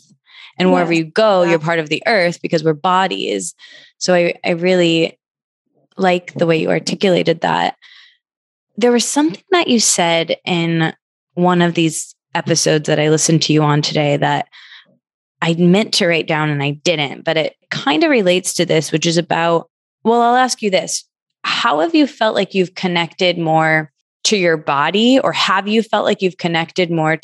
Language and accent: English; Michigan, United States; moved away as an adult; also born or lived in New York; now in California, United States; I grew up in Michigan.